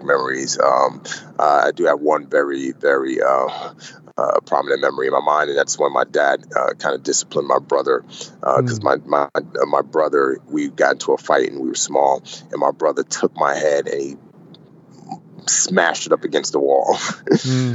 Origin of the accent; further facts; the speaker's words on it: Nigeria; I was born in Western Africa, Nigeria specifically